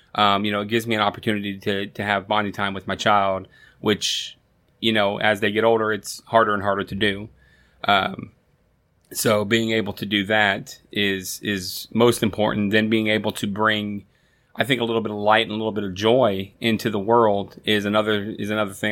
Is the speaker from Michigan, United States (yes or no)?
no; Florida, United States; growing up in Florida